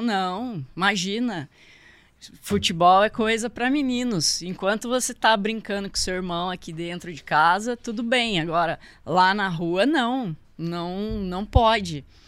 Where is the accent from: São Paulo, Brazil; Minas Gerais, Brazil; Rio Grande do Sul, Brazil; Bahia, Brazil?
São Paulo, Brazil; São José dos Campos; Eu sou de São José mesmo, nascida aqui, sempre morei por aqui.